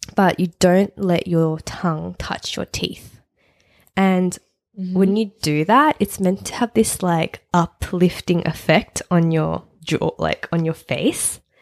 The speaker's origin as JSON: {"language": "English", "town": "Sydney", "region": "New South Wales", "country": "Australia", "tie": "born or raised there", "said": "We've been living here for 30 years"}